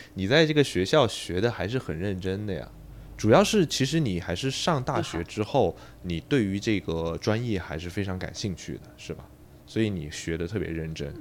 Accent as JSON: {"language": "Chinese", "country": "China", "said": "就感觉对于我们中国人来说"}